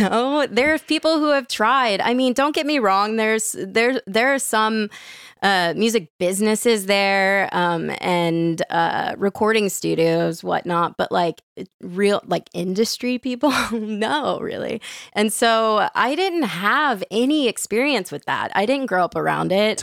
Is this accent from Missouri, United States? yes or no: no; New Orleans, Louisiana, United States; moved away; I grew up in New Orleans